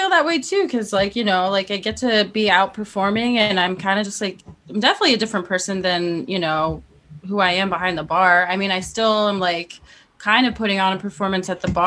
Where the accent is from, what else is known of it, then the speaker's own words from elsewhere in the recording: Salt Lake City, Utah, United States; Babs is from Salt. I'm Lake from City. Salt Lake, so I can confirm it is like another planet.